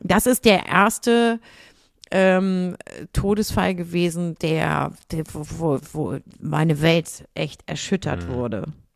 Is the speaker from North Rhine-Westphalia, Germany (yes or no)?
no; Lüneburg, Lower Saxony, Germany; Ich bin in Lüneburg geboren worden. Okay. So, da bin ich auch die ersten Jahre aufgewachsen und dann irgendwann ähm, mit meinen Eltern halt zu meinen Großeltern mit quasi im Haus, wie man, wie man das so hat, ne, mhm. auf dem Dorf